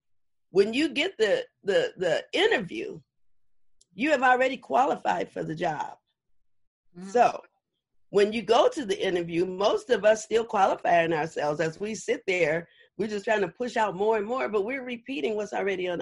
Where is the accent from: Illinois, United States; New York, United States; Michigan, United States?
Illinois, United States; Chicago; now in Los Angeles, United States; I'm from Chicago. And so everything about me started from when I was a little girl in Chicago.